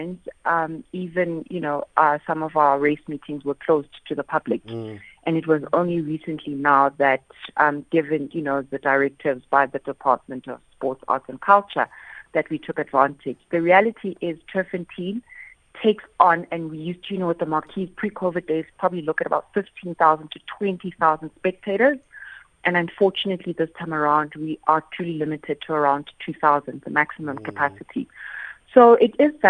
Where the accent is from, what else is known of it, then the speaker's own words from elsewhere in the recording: Soweto, Gauteng, South Africa; I'm from Soweto